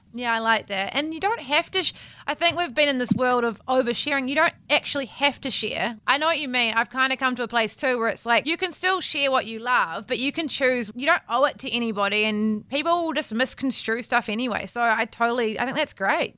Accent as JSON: {"language": "English", "region": "Wellington", "country": "New Zealand", "also_born_or_lived": "Christchurch", "moved": "yes", "said": "I'm from Wellington originally, but I studied in Christchurch"}